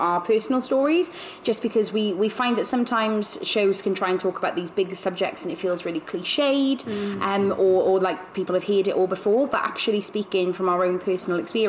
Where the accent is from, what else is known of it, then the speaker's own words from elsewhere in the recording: Welsh, Wales, United Kingdom; I'm the Welsh one